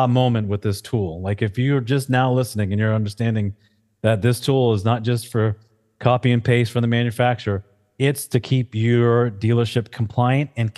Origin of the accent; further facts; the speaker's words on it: New England, United States; I'm from New England